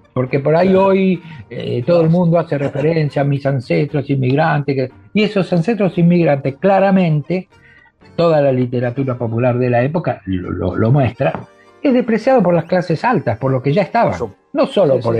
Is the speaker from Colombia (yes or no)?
no; Argentina